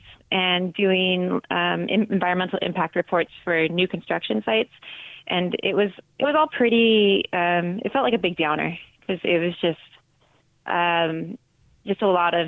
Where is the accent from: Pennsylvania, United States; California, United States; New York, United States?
California, United States; Northern; also born or lived in Seattle; I grew up in Northern California in a small farming town.